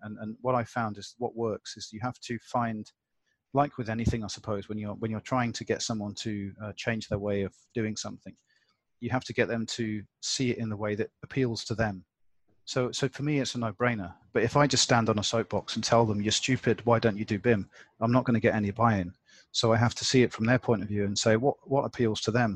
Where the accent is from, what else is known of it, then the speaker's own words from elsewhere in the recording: United Kingdom; now in Hong Kong; I'm British